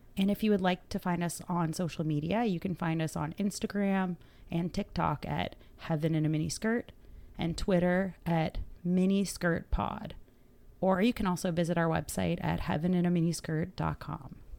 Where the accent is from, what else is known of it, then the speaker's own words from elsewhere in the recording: Atlantic Canada, Canada; we're from Atlanta, Canada